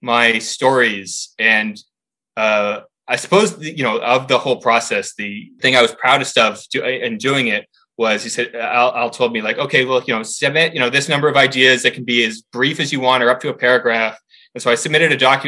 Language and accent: English; Canada; I'm Canadian